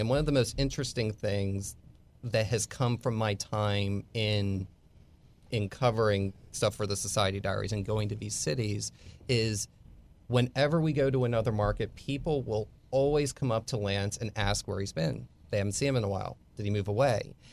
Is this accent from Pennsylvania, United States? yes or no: yes; Bucks County, Pennsylvania, United States; moved away as an adult; also born or lived in Philadelphia / Tampa; now in Texas, United States; I grew up about twenty minutes from where Washington crossed the Delaware.